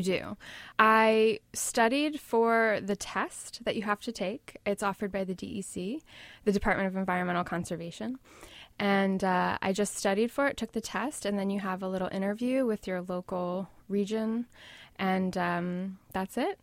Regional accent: Washington, District of Columbia, United States; now in New York, United States; Originally, I'm from the D C area, but I've been in New York since two thousand one.

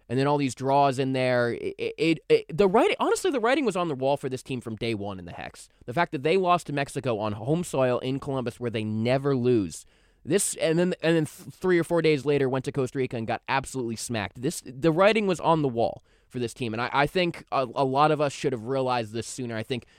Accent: Ireland; Hopefully, Ireland makes it because I am Irish.

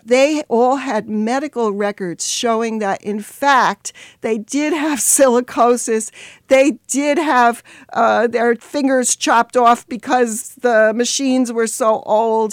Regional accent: New York City, New York, United States; I grew up in the Bronx

